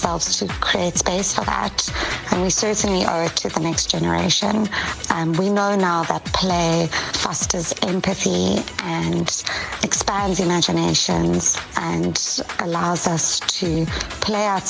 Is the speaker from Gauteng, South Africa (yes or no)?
yes; Pretoria, Gauteng, South Africa; moved away as an adult; also born or lived in Cape Town, South Africa / Durban, South Africa; now in Los Angeles, United States; Growing up in Pretoria was great